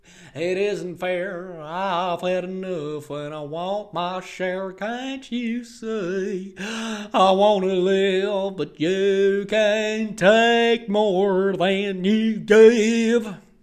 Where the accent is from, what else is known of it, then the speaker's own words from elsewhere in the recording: Australia; I don't care that I'm from Australia.